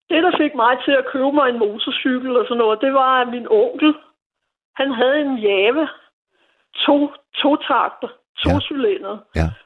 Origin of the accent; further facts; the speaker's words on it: Copenhagen, Capital Region of Denmark, Denmark; jeg er født og opvokset her på Nørrebro